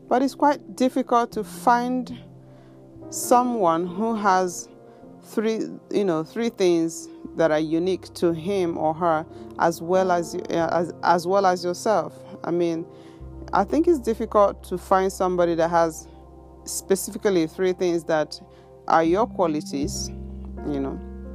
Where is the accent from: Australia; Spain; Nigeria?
Nigeria; first language Igbo; English is a second language; moved away as an adult; now in Japan; I speak my native tongue, my native language, which is Igbo. Igbo, we call it Igbo. Then I speak English, and then I speak Japanese. The first two are, my first languages. And the third one is, I picked it up after I was already 20 years old when I came to Japan.